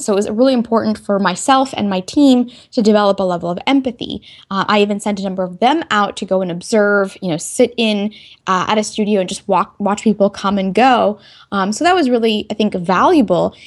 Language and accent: English; Texas, United States; moved away as an adult; also born or lived in North Carolina; I could originally say I'm from Texas, since that's where I spent most of my youth, um, you know, elementary school through high school.